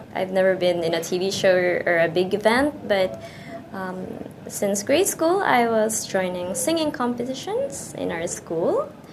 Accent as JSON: {"language": "English", "region": "Calabarzon", "country": "Philippines", "tie": "born or raised there", "moved": "as an adult", "lives_now": "Japan", "said": "I was born in the Philippines, and um, I grew up there until I was a college student."}